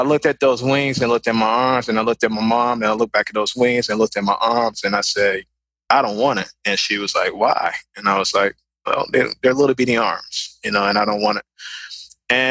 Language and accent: English; Chicago, Illinois, United States; I'm from the west side of Chicago. That's where I'm from, born and raised